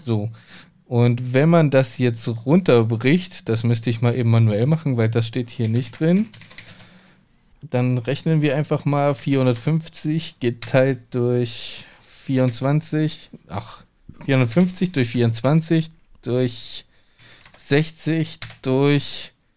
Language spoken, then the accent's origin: German; a village near Hechingen, Baden-Württemberg, Germany; now in Cologne, Germany; Bei uns, wo ich aufgewachsen bin, auf dem Dorf